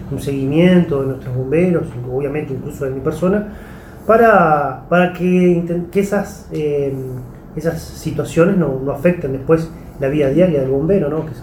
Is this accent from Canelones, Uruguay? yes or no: yes; Tala, Canelones, Uruguay; él, era sargento en, la ciudad de Tala, Canelones, de donde soy oriundo.